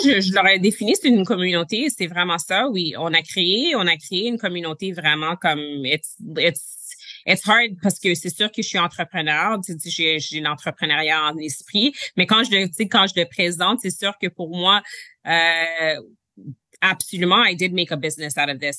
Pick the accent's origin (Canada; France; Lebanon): Canada; Quebec; je suis, première génération canadienne, je, suis née au Québec, je suis née au Canada, mes parents sont nés en Haïti